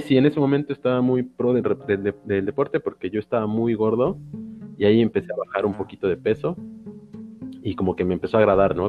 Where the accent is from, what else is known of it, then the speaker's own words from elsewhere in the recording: Xalapa, Veracruz, Mexico; also born or lived in Playa del Carmen; he regresado a mis raíces, que es Jalapa